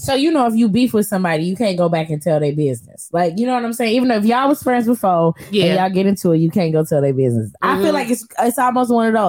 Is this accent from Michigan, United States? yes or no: yes; Muskegon, Michigan, United States; now in Detroit, United States; y'all know I live in Detroit, but I'm from Muskegon.